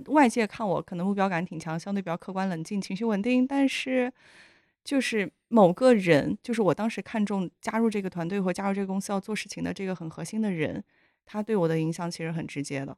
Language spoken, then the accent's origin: Chinese; Yunnan, China; moved away; 我是云南人